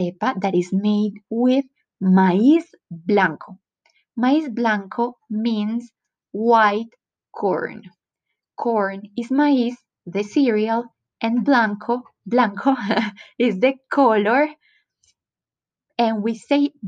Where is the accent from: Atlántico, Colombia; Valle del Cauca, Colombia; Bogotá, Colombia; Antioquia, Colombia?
Antioquia, Colombia; accent: paisa; English is a second language; I was raised in Antioquia, the department where Medellín is located